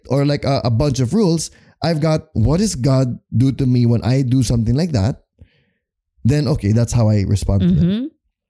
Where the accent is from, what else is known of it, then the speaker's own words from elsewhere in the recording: Philippines; as a Filipino Christian.